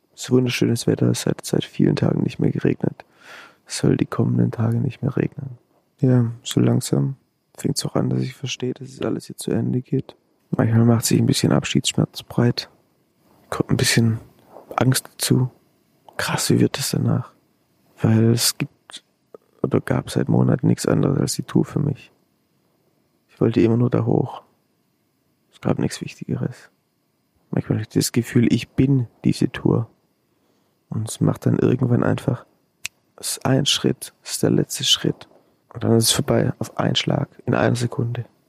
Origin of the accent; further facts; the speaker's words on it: Swabia, Germany; Dann bin ich Schwabe